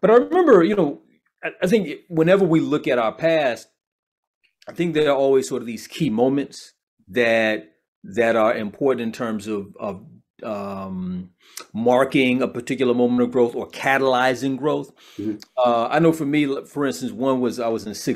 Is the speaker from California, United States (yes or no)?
no; Chicago, Illinois, United States; I'm from Chicago. So, you know, growing up in Chicago had an indelible impact on my development